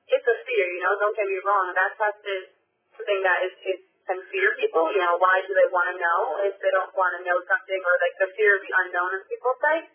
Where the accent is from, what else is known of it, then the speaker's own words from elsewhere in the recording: Westchester, New York, United States; I came from Westchester